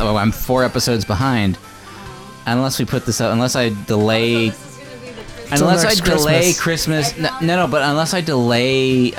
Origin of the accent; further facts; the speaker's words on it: Newfoundland and Labrador, Canada; Growing up in Newfoundland, we're all familiar with NTV.